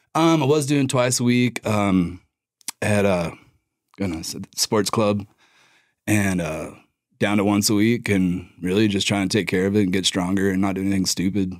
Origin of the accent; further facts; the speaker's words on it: Durango, Colorado, United States; moved away as an adult; also born or lived in Lubbock, Texas; I grew up in Durango